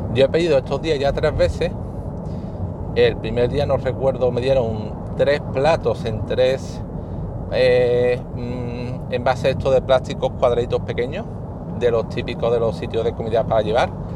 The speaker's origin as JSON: {"language": "Spanish", "country": "Spain", "said": "soy de España"}